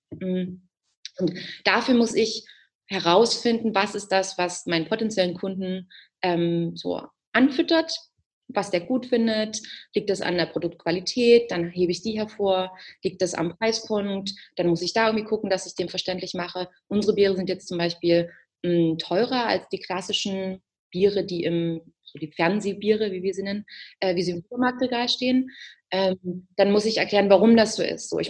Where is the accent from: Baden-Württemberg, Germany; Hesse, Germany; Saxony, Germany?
Saxony, Germany; Ich komme aus Sachsen, da trinkt man auch gerne Bier. Also ich bin damit auch groß geworden.